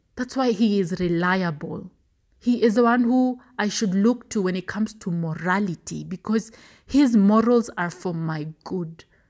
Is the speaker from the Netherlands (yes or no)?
no; Kenya; As a Kenyan